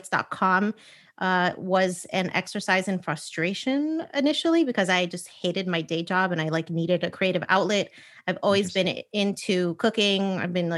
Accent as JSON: {"language": "English", "country": "United States", "tie": "born or raised there", "said": "I am Puerto Rican, born and raised in the United States"}